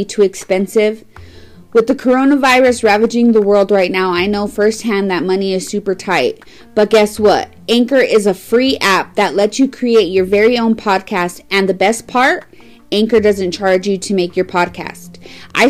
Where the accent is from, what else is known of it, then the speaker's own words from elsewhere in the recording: Las Cruces, New Mexico, United States; my hometown of Las Cruces, New Mexico